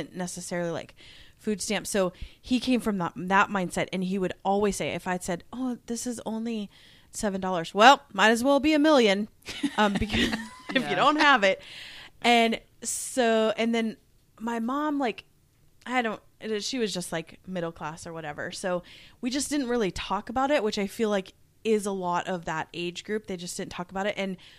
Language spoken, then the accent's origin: English; Omaha, Nebraska, United States; also born or lived in Redmond, Washington; Because I grew up like in Omaha, I felt rich. Like, we lived in an apartment, and I felt very rich. When we moved to Redmond, Washington, I was like, whoa, this is insane.